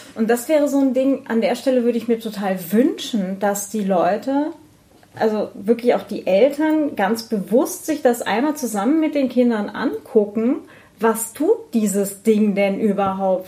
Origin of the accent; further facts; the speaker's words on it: Northern Germany, Germany; was ich für eine freie Kindheit hatte. Ja, irgendwo so in Norddeutschland am Land